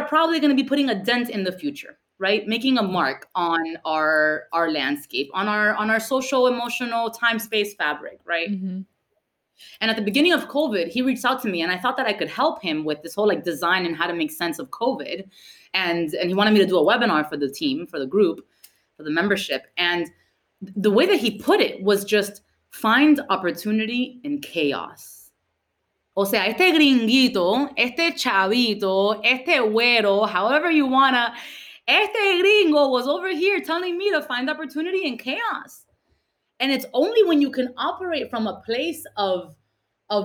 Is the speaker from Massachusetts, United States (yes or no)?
no; Miami, Florida, United States; English is a second language; We don't have that in Miami.